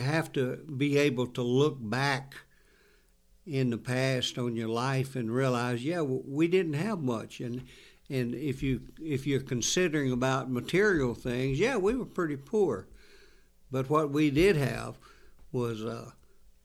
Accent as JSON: {"language": "English", "region": "North Carolina", "country": "United States", "tie": "born or raised there", "said": "as a child growing up in North Carolina"}